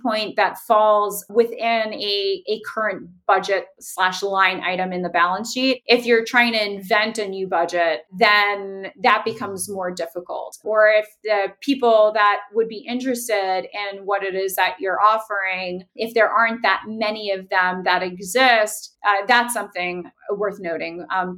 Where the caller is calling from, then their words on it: Miami, Florida, United States; I'm calling in from Miami, Florida